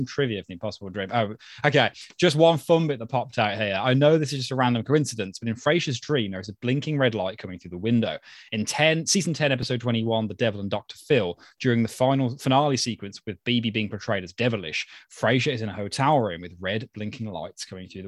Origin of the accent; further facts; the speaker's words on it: Birmingham, West Midlands, United Kingdom; the only Brits that host a Frasier podcast, let alone the only Brummies